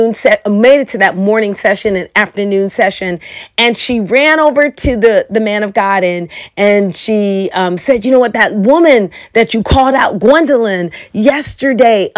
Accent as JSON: {"language": "English", "town": "Chicago", "region": "Illinois", "country": "United States", "moved": "yes", "lives_now": "Oklahoma, United States", "said": "I'm originally from Chicago, and I moved to Oklahoma"}